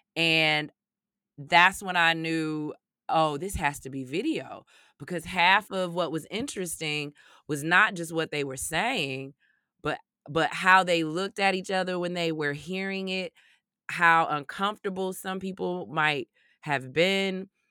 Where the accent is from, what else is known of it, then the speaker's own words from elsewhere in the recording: Chicago, Illinois, United States; when you grow up, not only on Chicago's South side, but specifically growing up in Greater Inglewood